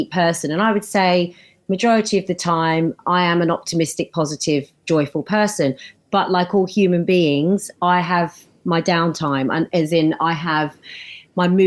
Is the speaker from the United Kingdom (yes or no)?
yes; United Kingdom; us Brits